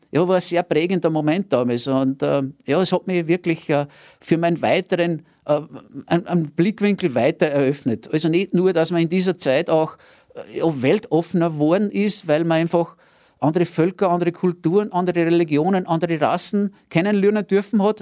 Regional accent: Rainbach im Innkreis, Upper Austria, Austria; weil ich bin ja aus dem Innviertel, aus Rheinbach bei Scherding und ganz nahe an der Grenze.

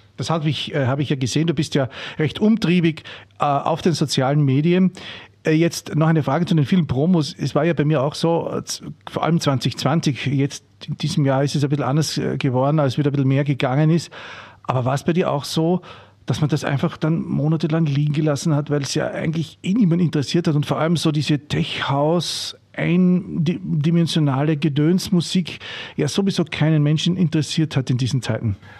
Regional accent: Austria; bei uns in Österreich

